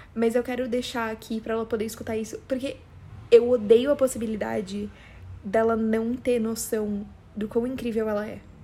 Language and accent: Portuguese; São Paulo, Brazil; accent: paulista; eu tenho um puta sotaque paulista